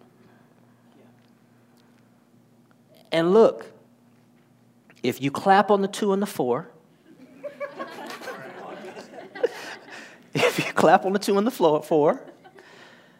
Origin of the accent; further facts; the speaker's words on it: Detroit, Michigan, United States; moved away; I'm originally from Detroit, Michigan.